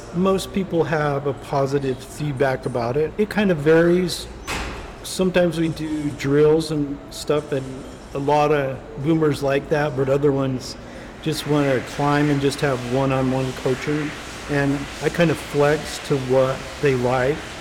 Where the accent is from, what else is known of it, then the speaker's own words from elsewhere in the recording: Wyoming, United States; now in Colorado Springs, United States; I'm originally from Wyoming and the, I was in the Boy Scouts